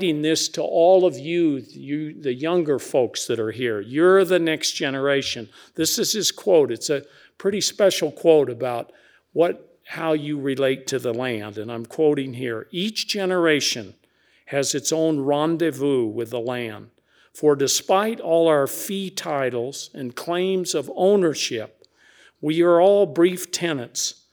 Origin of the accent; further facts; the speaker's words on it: New Mexico, United States; my home state of New Mexico